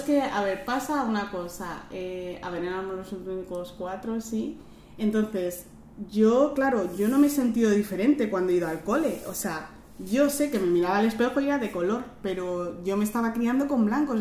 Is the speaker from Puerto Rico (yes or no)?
no; Madrid, Community of Madrid, Spain; yo soy de Madrid